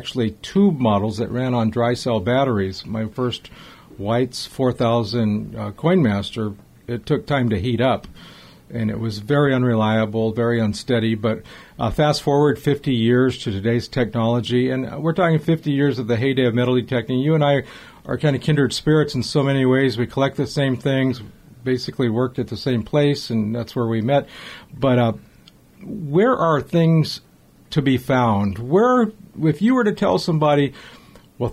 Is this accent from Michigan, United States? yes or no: no; Los Angeles, California, United States; I'm from Los Angeles. The home I was raised in was built in 1908